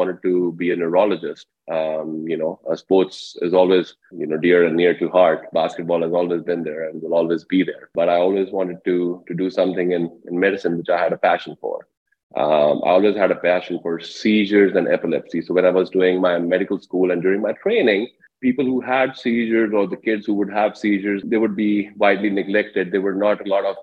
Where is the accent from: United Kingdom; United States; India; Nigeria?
India; moved away; I grew up in India, a small town in India